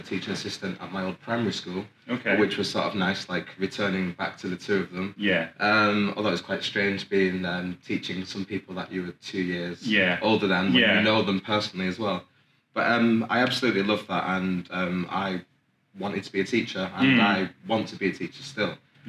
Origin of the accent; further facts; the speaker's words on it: Oldham, North West England, United Kingdom; also born or lived in Manchester; Okay, so I was born in Manchester and lived there until I was 8. Moved to Oldham, where I went to primary and secondary school.